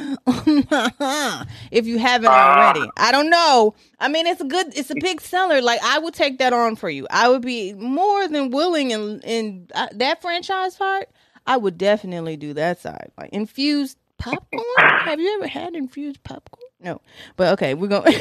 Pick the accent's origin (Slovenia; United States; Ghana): United States; Tennessee; moved away; I grew up in Tennessee